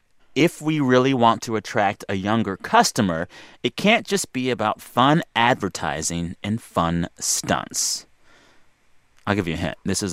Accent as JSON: {"language": "English", "region": "Texas", "country": "United States", "said": "As a Texan"}